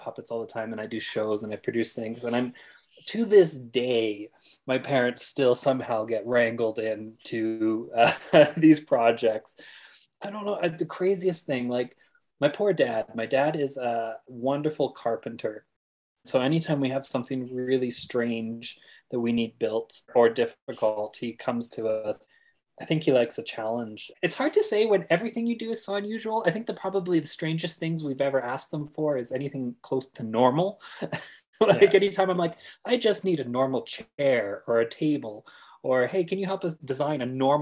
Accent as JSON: {"language": "English", "town": "Fort McMurray", "region": "Alberta", "country": "Canada", "tie": "born or raised there", "said": "I grew up in Fort McMurray, Alberta."}